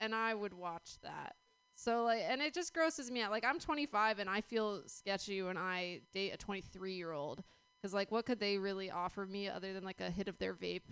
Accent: New York City, New York, United States; I grew up in New York City

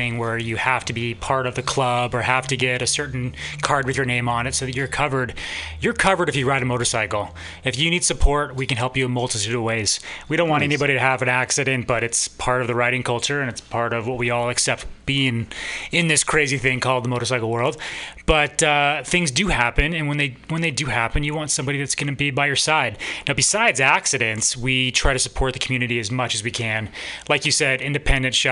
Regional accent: Seattle, Washington, United States; moved away; also born or lived in East Coast; I grew up in Seattle

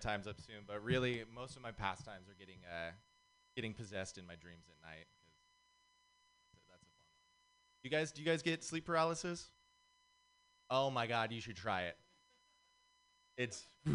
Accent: Santa Cruz, California, United States; I'm actually from Santa Cruz

